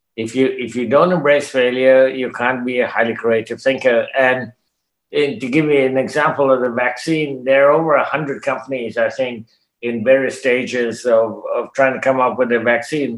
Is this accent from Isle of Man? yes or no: no; Canada; I'm a Canadian, I speak English